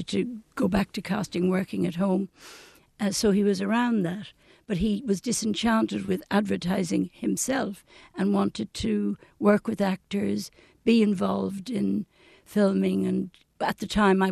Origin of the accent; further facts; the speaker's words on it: Dublin, Leinster, Ireland; I was born in Ranelagh, Dunville Avenue, and the shop my mother owned is still there